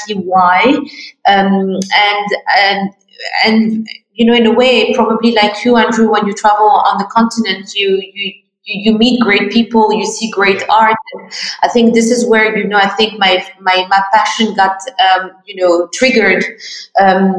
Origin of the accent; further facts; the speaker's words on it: Morocco; I'm Moroccan, yes. French. I grew up in Morocco.